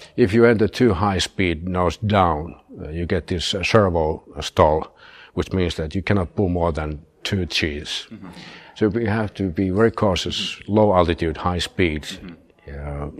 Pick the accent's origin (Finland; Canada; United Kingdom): Finland; Turku, Southwest Finland; also born or lived in Rovaniemi; we uh, moved from Rovaniemi down to my hometown, Turku